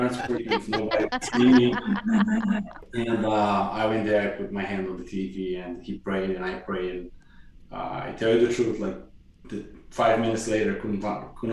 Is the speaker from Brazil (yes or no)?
yes; Curitiba, Paraná, Brazil; moved away as an adult; also born or lived in Hawaii / Massachusetts; now in Kansas City, United States; I grew up in Curitiba, which is just south of her home state of São Paulo